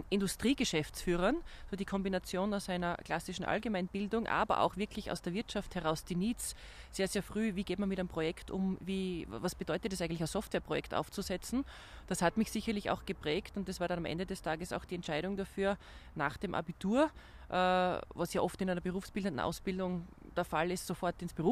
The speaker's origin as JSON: {"language": "German", "town": "Graz", "region": "Styria", "country": "Austria", "tie": "born or raised there", "moved": "as an adult", "lives_now": "Vienna, Austria", "said": "Ich meine, als gebürtige Grazerin war natürlich der erste Aspekt zu überlegen, in der Heimat zu bleiben."}